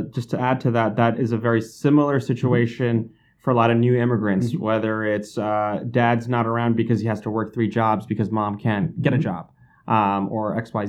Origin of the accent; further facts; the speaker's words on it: New York City, New York, United States; the neighborhoods I grew up in Elmhurst or South Ozone Park, whether you're brown like you or brown like me